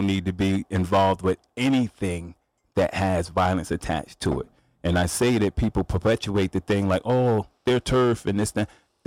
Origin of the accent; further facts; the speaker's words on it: New Haven, Connecticut, United States; I grew up in Quinnipiac, Fairhaven